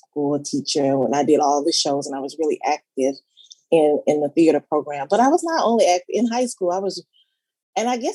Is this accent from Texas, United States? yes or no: yes; Wharton, Texas, United States; I'm from Wharton, Texas